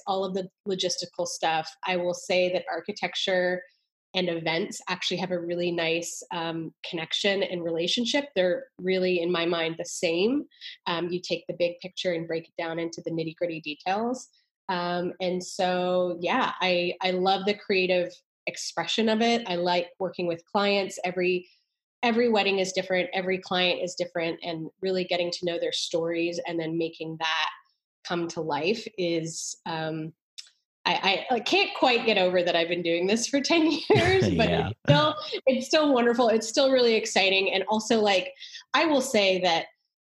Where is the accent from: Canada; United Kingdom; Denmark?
Canada; moved away as an adult; also born or lived in New York; now in Austin, United States; I went to school for architecture at McGill University in Canada. So I'm Canadian.